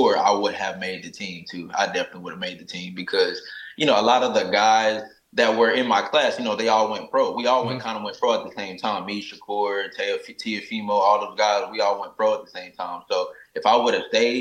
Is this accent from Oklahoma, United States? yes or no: yes; Oklahoma, United States; moved away; also born or lived in Atlanta; I come from Oklahoma. It's a small state